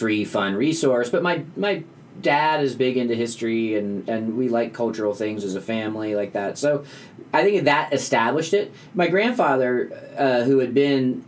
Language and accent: English; just outside Washington, D.C., Northern Virginia, United States; I grew up just outside of Washington, D.C. in Northern Virginia